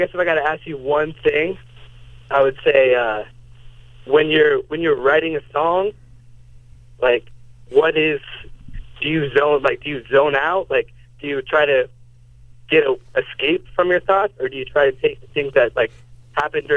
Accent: Florida, United States; moved away; also born or lived in New York; I'm from Florida, but I used to go to school at NYU

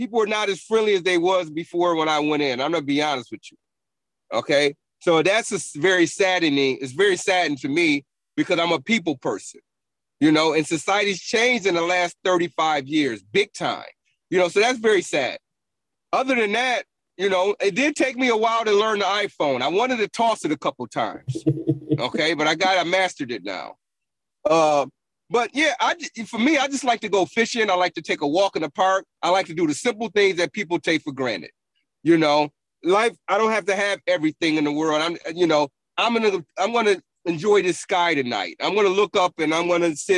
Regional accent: Buffalo, New York, United States; moved away as an adult; now in Augusta, United States; I grew up in a rough part of Buffalo

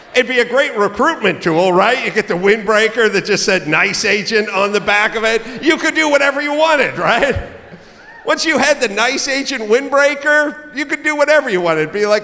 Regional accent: California, United States; And the answer is, you know, I'm from California, and when Newsom was closing down outdoor dining, I was yelling, don't do it.

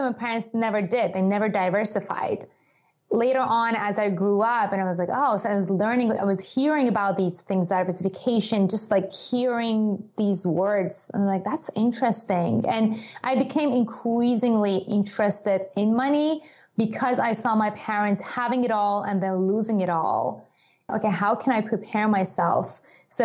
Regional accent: Iran; moved away; I grew up in Iran.

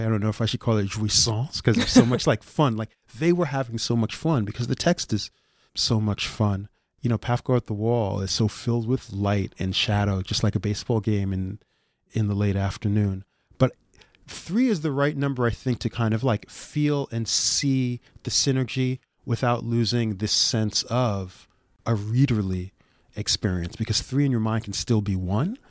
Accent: New York City, New York, United States; I'm from the Bronx. They're my local team.

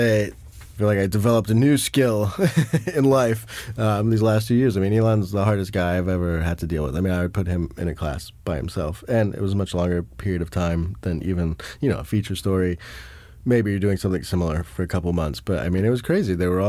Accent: South Africa; I'm like, hey, I'm from South Africa, too.

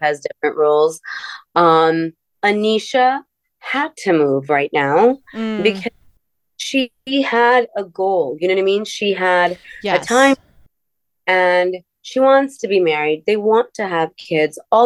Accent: Miami, Florida, United States; moved away as an adult; also born or lived in India; I grew up in Miami

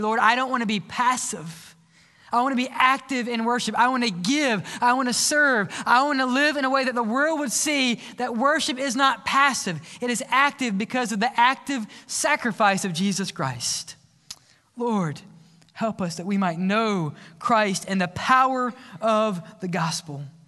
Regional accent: South Mississippi, United States; I was raised in the South Mississippi

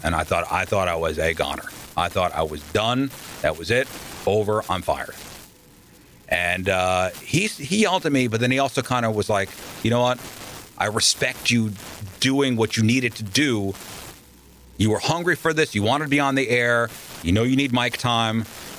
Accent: Queens, New York, United States; I was born in Queens, Flushing, Queens.

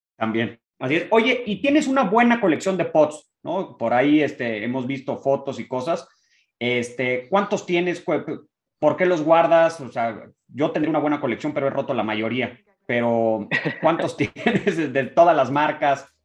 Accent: Mexico; como mexicano

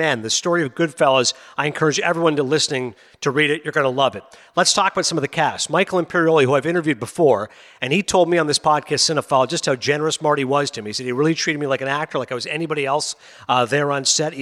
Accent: Canada; also born or lived in Pakistan (family origin); I'm a Pakistani-Canadian

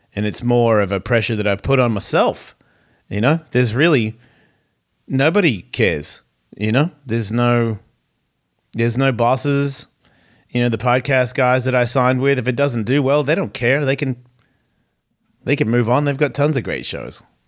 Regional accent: Australia; in Australia, yeah, man, we're so American

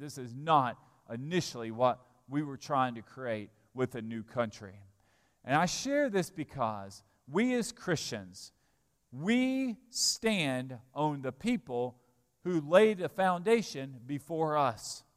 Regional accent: Alabama, United States; I'm an American citizen. I was born in Alabama

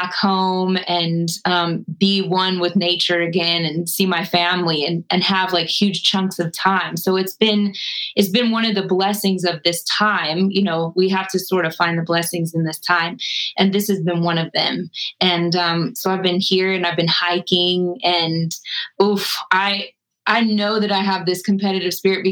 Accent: Colorado, United States; growing up in Colorado and my parents are hippies, we were always out in nature

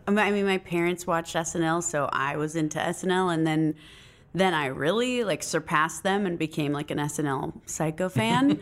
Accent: Phoenix, Arizona, United States; I was born in Phoenix, Arizona.

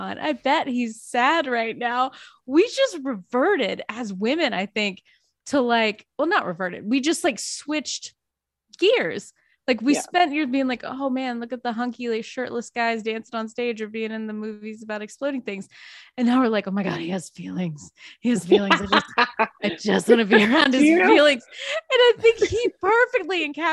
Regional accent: the South, United States; moved away; also born or lived in New York; I'm from the South

